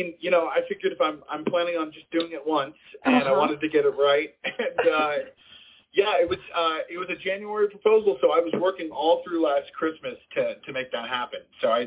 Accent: Las Vegas, Nevada, United States; Las Vegas, which is my hometown. I'm from Vegas.

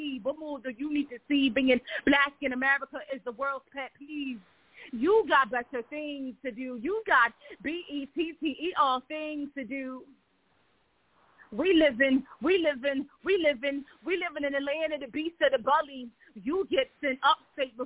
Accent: Philadelphia, Pennsylvania, United States; I am from Philadelphia, Pennsylvania

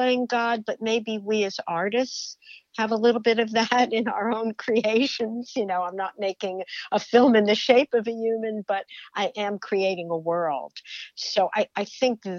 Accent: New Jersey, United States; when I was growing up in New Jersey

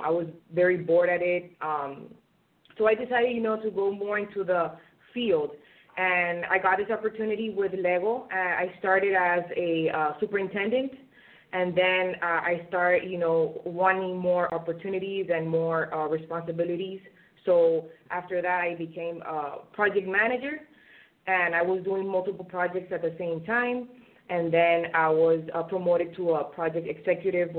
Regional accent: Venezuela; moved away as an adult; now in United States; I graduated in my home country, Venezuela, and I moved to the United States

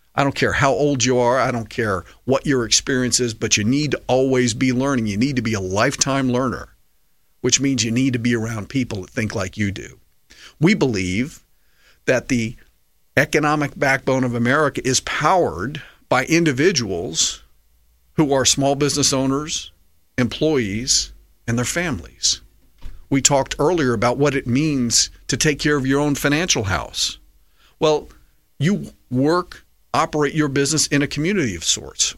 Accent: United States; as an American patriot

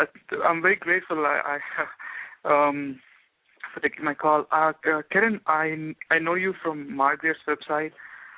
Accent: India; moved away as an adult; now in United States; I mean, I'm a software engineer. I'm from India.

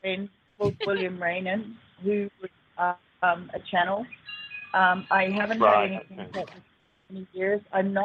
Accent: New Zealand; also born or lived in Australia; now in San Bernardino, United States; I was born in New Zealand

